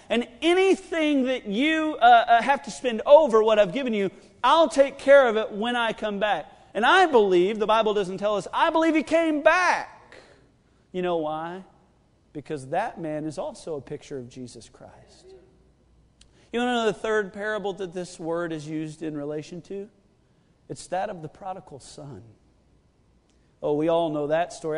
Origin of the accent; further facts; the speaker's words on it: United States; I am an American